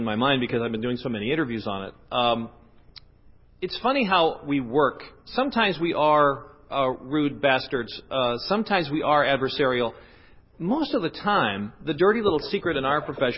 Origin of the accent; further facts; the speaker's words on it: the West, United States; moved away; I'm from the West